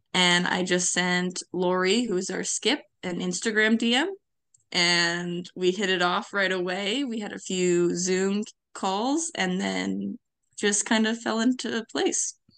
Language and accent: English; Victoria Harbour, Ontario, Canada; moved away as an adult; also born or lived in Ottawa Valley; now in Pembroke, Canada; I grew up in Victoria Harbor